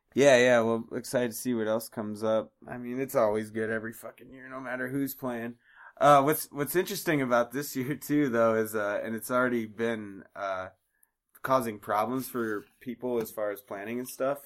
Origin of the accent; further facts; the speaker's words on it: Iowa, United States; now in Colorado, United States; growing up in the Iowa scene.